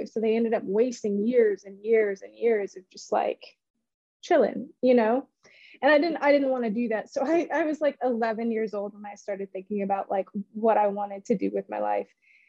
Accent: Memphis, Tennessee, United States; And so whenever anyone asks me where I'm from, I'm just like, I'm from Memphis. You know, you don't want to go through that whole progression. So I spent my high school years in Memphis, and, you know, really, really did love it.

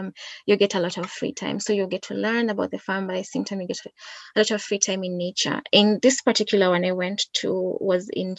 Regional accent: Kisii, Kisii County, Kenya; I come from Kisii in Kenya, so it's a bit like 6 hours drive from Nairobi

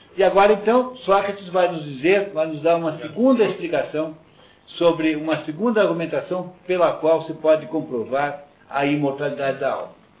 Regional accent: Curitiba, Paraná, Brazil; eu sou curitibano

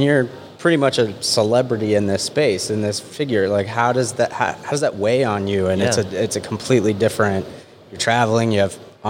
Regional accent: Jackson, Wyoming, United States; I was born and raised in Jackson Hole, Wyoming

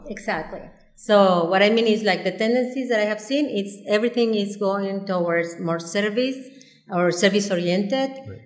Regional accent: Mexico City, Mexico; moved away as an adult; now in Cabo San Lucas, Mexico; I am from Mexico City. I was born and raised in Mexico City. So I arrived here when I was 22 years old

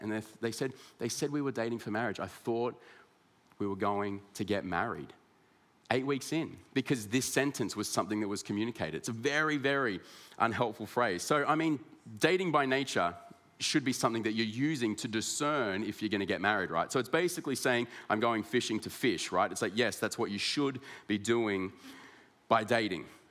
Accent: Ballarat, Victoria, Australia; also born or lived in Sydney; I was born in Sydney, but my parents moved uh, to Ballarat in Victoria.

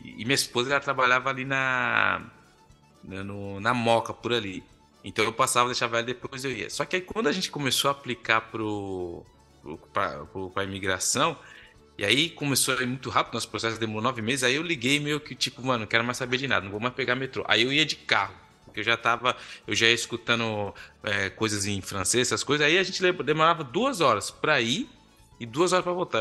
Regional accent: Brazil; moved away as an adult; now in Quebec, Canada; quando a gente vem do Brasil

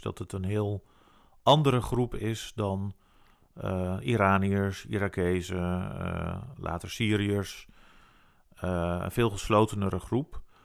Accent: Netherlands; wij natuurlijk als Nederlands

